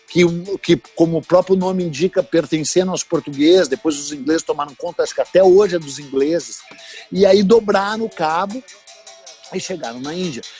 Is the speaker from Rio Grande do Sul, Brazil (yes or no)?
yes; Porto Alegre, Rio Grande do Sul, Brazil; eu sou de Porto Alegre, no Rio Grande do Sul